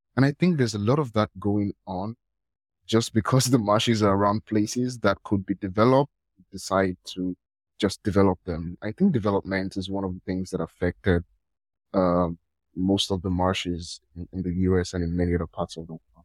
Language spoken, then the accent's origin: English; Nigeria; I'm from Nigeria